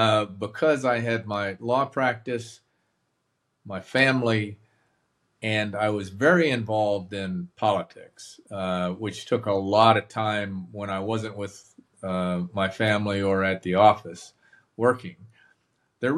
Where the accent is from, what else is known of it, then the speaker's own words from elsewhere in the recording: Montreal, Quebec, Canada; moved away as an adult; also born or lived in Massachusetts / Toronto / North Carolina / Atlanta; Born in Massachusetts, and about 6 weeks after I was born, my family moved us to Montreal, and I spent through seventh grade growing up in Montreal. And then finished high school in Toronto. So I lived in both Montreal and Toronto in my pre-university days.